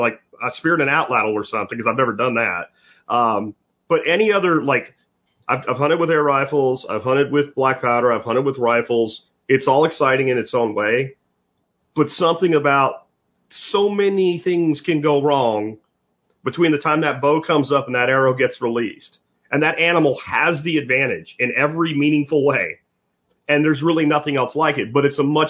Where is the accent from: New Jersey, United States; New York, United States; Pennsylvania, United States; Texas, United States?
Pennsylvania, United States; I grew up in Pennsylvania